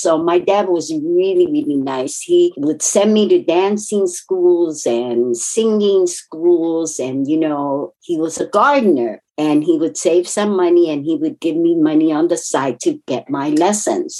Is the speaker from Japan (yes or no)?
yes; Japan; English is a second language; moved away; I was raised in Japan, came here. English is my second language